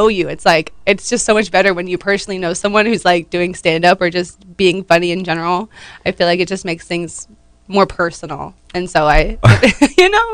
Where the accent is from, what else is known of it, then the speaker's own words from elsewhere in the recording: Macclenny, Florida, United States; also born or lived in West Palm Beach, Florida; now in St. Augustine, United States; I was originally grew up in like a small town in North Florida called McClenny.